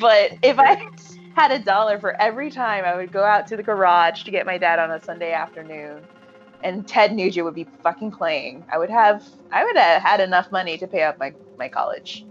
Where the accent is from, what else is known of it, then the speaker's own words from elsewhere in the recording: Merthyr Tydfil, Wales, United Kingdom; my hometown of Merthyr Tydfil